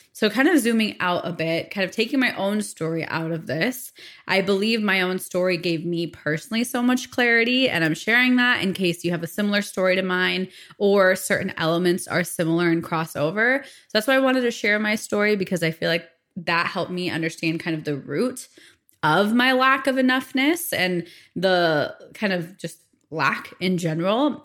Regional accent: Phoenix, Arizona, United States; I was born and raised in the States, in Phoenix, Arizona

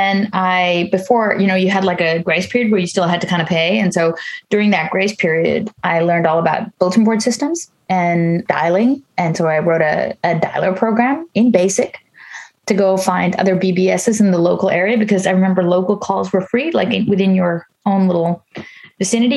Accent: New York, United States; moved away as an adult; now in Netherlands; I grew up in the States, in New York. I live in the Netherlands

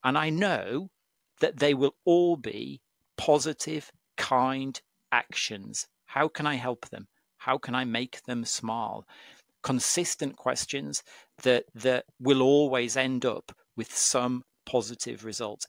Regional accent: Cumbria, North West England, United Kingdom; I come from Cumbria. Um, my dad's a farmer in Cumbria, and I grew up

